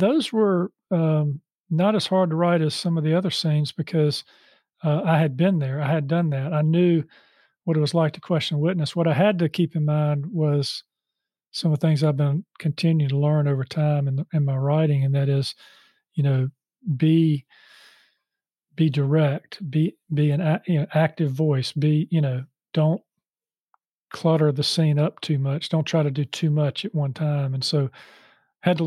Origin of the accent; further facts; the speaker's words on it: Charlotte, North Carolina, United States; I grew up in Charlotte and I went to school here